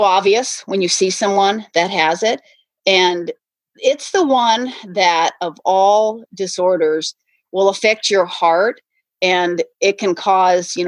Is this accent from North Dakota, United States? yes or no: yes; North Dakota, United States; I grew up in North Dakota